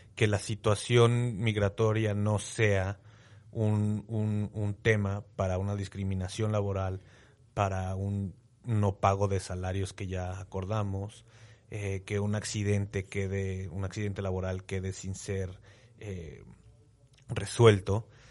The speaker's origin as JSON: {"language": "Spanish", "country": "Mexico"}